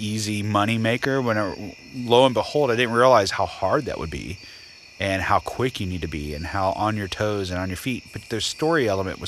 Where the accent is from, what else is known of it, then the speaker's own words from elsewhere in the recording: Florida, United States; now in Nashville, United States; I am from Florida